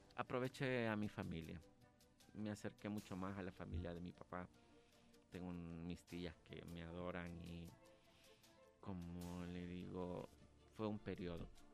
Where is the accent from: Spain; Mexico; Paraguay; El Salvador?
El Salvador; San Salvador; yo siempre me he considerado un producto 100% salvadoreño. Nací acá en San Salvador